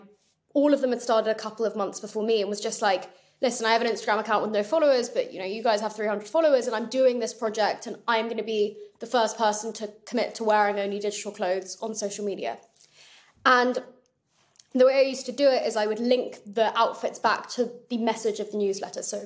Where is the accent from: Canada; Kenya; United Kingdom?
United Kingdom; England; I'm English